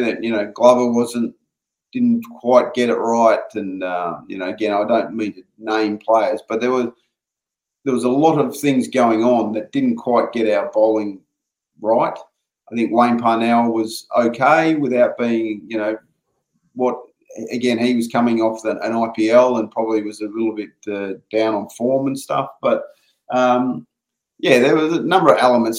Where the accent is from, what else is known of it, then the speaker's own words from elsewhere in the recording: Perth, Western Australia, Australia; moved away; we come from Perth